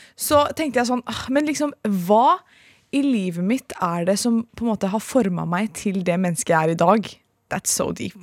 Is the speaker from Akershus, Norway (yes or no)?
yes; Lørenskog, Akershus, Norway; vi er jo fra Lørenskog